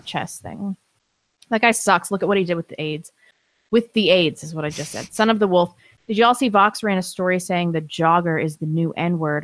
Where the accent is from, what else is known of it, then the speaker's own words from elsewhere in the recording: St. Louis, Missouri, United States; now in North Idaho, United States; I grew up in Saint Louis